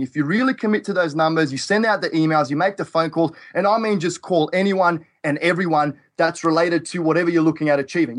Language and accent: English; Australia; now in Toledo, Ohio, United States; I'm from Australia.